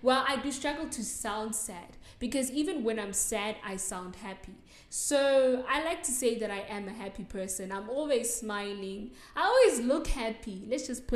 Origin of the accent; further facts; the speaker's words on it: South Africa; accent: South African; So, yeah, no, I'm not from England. I'm from South Africa. And I am South African. I sound South African